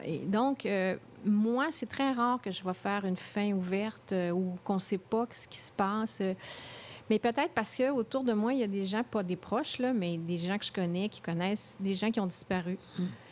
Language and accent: French; Quebec City, Quebec, Canada; moved away; also born or lived in Paris; c'est ma ville natale